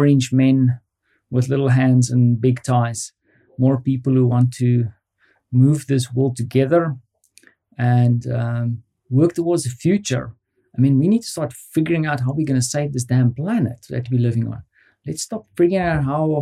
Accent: South Africa; moved away as an adult; now in Poland; being a South African

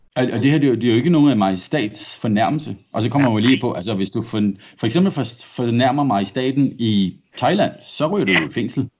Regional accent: Denmark; now in Australia; jeg er dansker

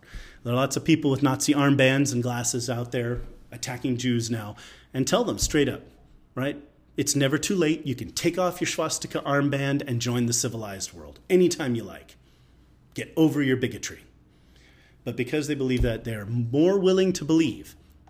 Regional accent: United States; So even though I am an American conservative commentator, one of the, you know, for the last, I don't know, 25 years, one of the few conservative Jewish voices out there.

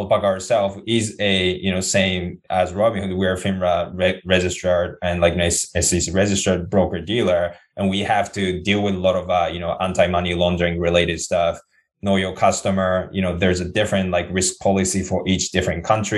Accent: Japan; moved away; also born or lived in Bay Area, United States; I'm originally from Japan. You know, I was in the Bay Area until like last year.

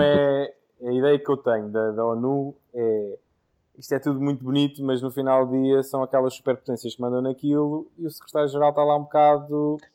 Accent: Portugal; Mas como português fico contente

